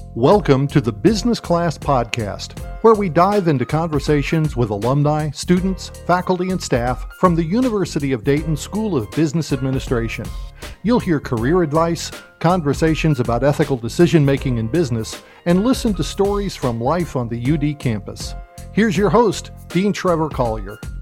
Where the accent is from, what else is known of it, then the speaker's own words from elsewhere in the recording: Puerto Rico; moved away as an adult; also born or lived in Ohio; born and raised in Puerto Rico